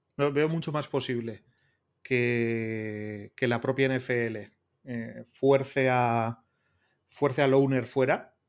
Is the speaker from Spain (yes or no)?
yes; Basque Country, Spain; soy vasco